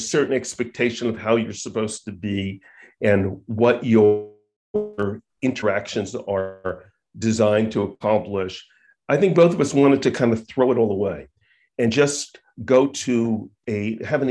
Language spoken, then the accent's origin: English; Long Island, New York, United States; growing up on Long Island